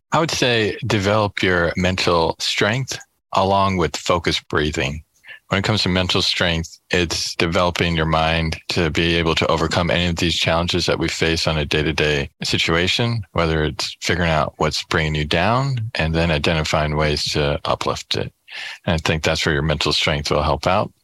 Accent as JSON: {"language": "English", "town": "Kansas City", "country": "United States", "moved": "yes", "lives_now": "California, United States", "said": "I'm from Kansas City"}